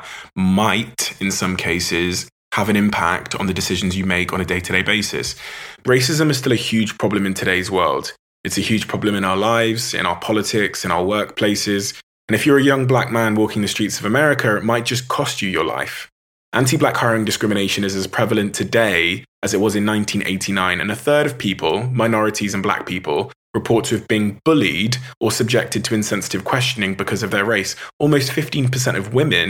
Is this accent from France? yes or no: no; Plymouth, South West England, United Kingdom; my hometown in Plymouth